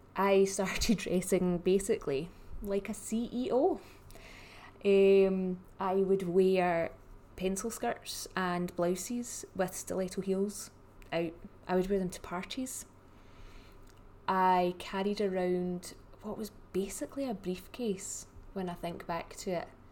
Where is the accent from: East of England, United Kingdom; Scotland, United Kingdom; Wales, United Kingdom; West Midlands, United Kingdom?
Scotland, United Kingdom; I am the Scottish stylist